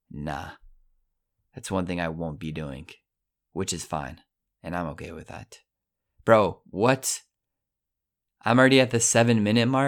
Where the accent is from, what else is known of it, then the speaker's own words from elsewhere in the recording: Colorado, United States; now in Italy; I'm from Colorado. Don't forget it. I live in Italy. Don't forget it.